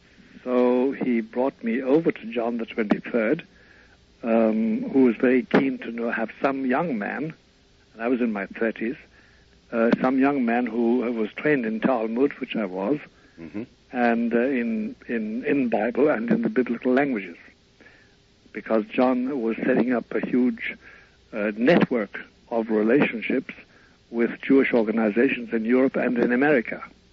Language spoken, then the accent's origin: English; County Kerry, Ireland; born there